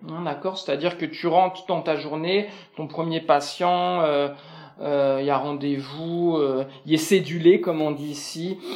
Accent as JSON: {"language": "French", "country": "France", "moved": "as an adult", "lives_now": "Quebec, Canada", "said": "Français, en grande partie, hein, on est des Latins"}